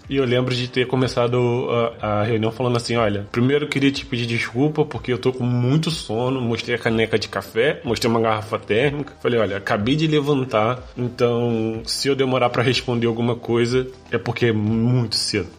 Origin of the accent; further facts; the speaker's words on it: Nova Friburgo, Rio de Janeiro, Brazil; moved away as an adult; now in Braga, Portugal; Eu sou de uma cidade que se chama Nova Friburgo, é da região serrana do Rio